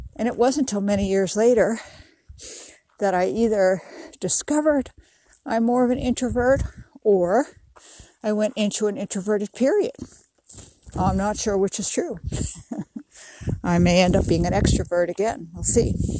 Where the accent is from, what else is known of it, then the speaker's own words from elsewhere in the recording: New York City, New York, United States; now in California, United States; where I grew up in New York City